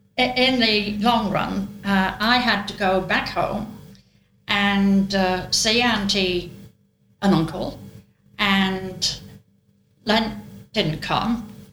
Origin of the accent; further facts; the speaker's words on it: North West England, United Kingdom; accent: Lancashire; they sent me to elocution lessons so that I would lose my Lancashire